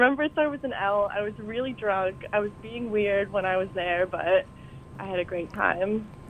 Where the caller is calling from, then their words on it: Montclair, New Jersey, United States; I'm calling from Montclair.